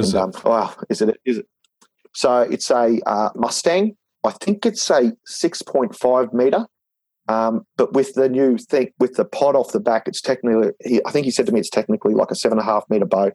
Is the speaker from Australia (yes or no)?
yes; Ipswich, Queensland, Australia; now in Brisbane, Australia; we grew up in Ipswich